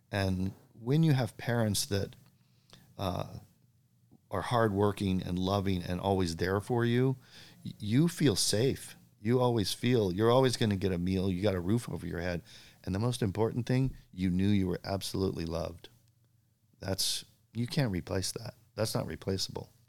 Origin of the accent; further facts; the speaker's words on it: Bowling Green, Kentucky, United States; born there; Well, uh, actually, born in Bowling Green, Kentucky, which was really a fun thing to put on my contest